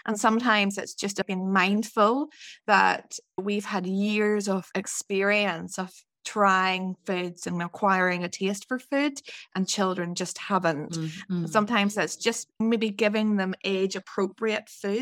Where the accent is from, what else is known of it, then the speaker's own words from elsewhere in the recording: Northern Ireland, United Kingdom; moved away; also born or lived in Scotland; I'm from Northern Ireland, and I trained as a dietitian in Scotland